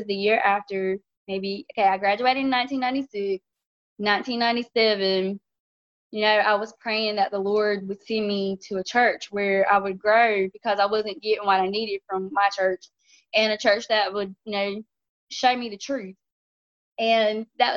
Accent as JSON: {"language": "English", "region": "North Carolina", "country": "United States", "said": "We are from North Carolina"}